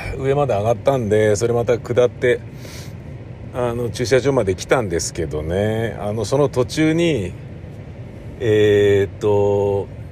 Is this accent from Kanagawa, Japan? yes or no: no; Tokyo, Japan; 東京もんなんすけど